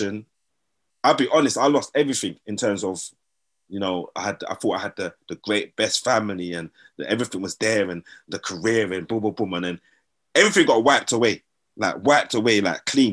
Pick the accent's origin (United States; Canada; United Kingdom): United Kingdom; Sutton, London; also born or lived in Brixton, London / Croydon, London; Grew up Brixton, Lambeth, fighting my black brothers all the time. So mum, dad said they're going to move me to Croydon. So we moved to Croydon, started fighting the Asian boys all the time, innit? But mum, dad said, forget that, we're going to move you to Sutton. So I grew up in Sutton